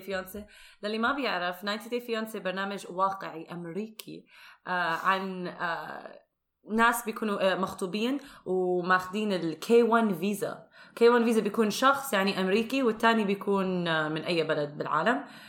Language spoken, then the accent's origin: Arabic; Jordan; واحنا ربينا بالاردن واحنا اردنيين